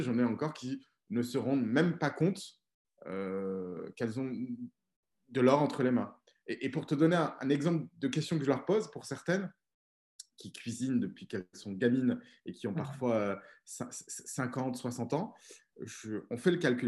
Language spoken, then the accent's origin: French; Auvergne-Rhône-Alpes, France; je suis né, j'ai grandi en Auvergne, en France